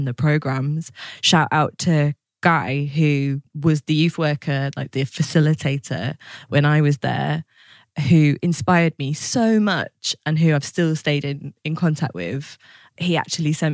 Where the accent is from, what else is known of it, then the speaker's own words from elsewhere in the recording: Lancashire, North West England, United Kingdom; now in East Kent, United Kingdom; I'm from the northwest, from Lancashire